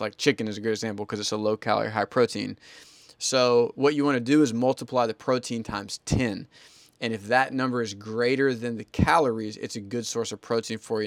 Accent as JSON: {"language": "English", "region": "the South", "country": "United States", "tie": "born or raised there", "said": "I grew up in the South"}